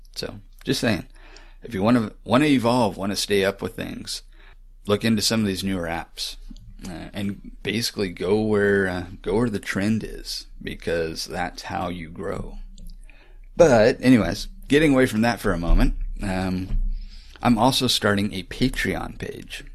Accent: Florida, United States; moved away; also born or lived in Texas; growing up in Florida

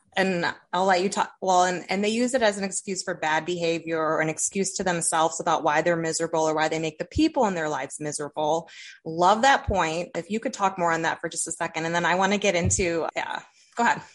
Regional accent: Toledo, Ohio, United States; accent: northern tier; Toledo, Ohio

